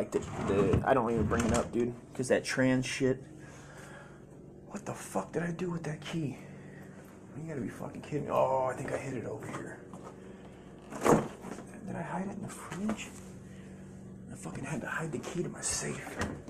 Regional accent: California, United States; Must be the Mexican in me from growing up in Cali.

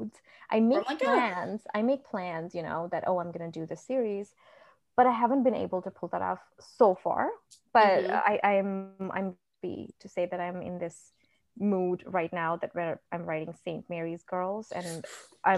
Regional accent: India; now in United States; I grew up in India. So I'm an Indian. I grew up in India.

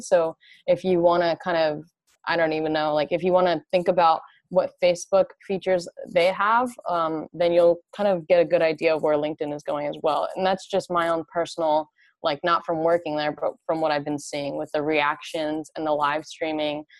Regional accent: New Jersey, United States; moved away as an adult; also born or lived in California; I'm originally from New Jersey, and I came out to California originally for college

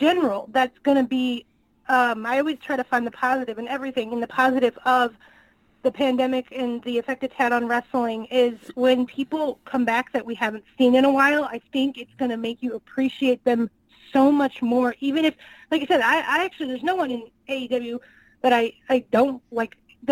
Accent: Northwest Indiana, United States; now in Kansas City, United States; I'm originally from Northwest Indiana

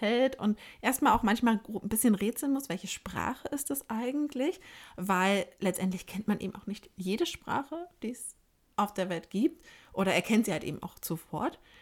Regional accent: Germany; bei uns in Deutschland

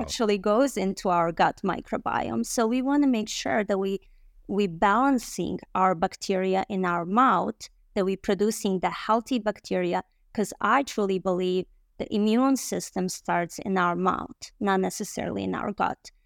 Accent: Bosnia & Herzegovina; English is a second language; also born or lived in Michigan, United States; now in United States; I arrived in the United States in two thousand and one and with my family as a refugee from a Bosnia

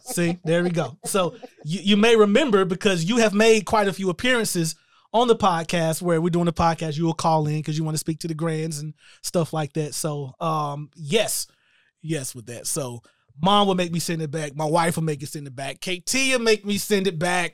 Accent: Shelby, North Carolina, United States; moved away; we are actually located in my hometown of Shelby, North Carolina

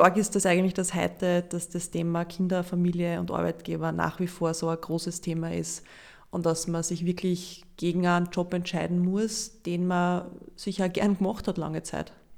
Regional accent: Linz, Upper Austria, Austria; wo ich eigentlich her bin, ist das natürlich jetzt der Prader Weg, aber von Linz ist das ein, ein Hupfer.

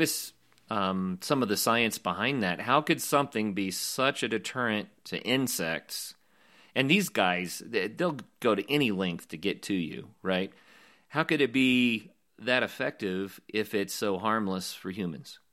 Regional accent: Oklahoma, United States; moved away; also born or lived in Colorado; growing up in Oklahoma and then adventuring all over the West and in Colorado especially

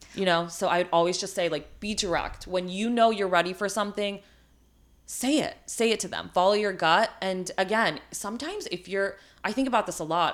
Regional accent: India; moved away; also born or lived in New York, United States; I was born in India, like, I immigrated to the U S

